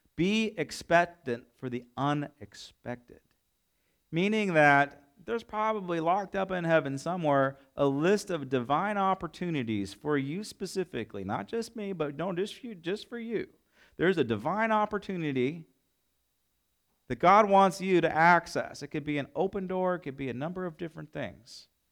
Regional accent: United States; I love my nation. I love being American.

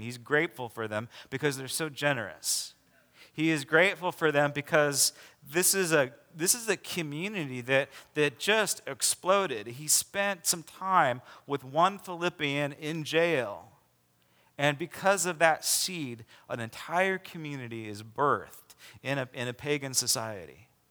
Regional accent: United States

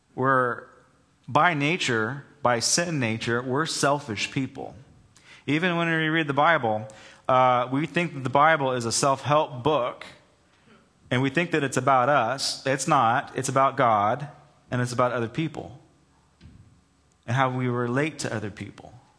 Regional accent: Southern California, United States; also born or lived in Charleston, South Carolina; growing up in Southern California

